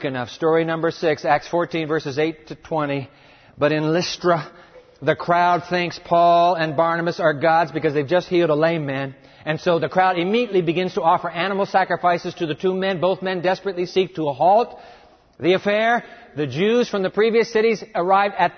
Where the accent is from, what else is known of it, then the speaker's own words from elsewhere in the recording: Japan; I was born in Japan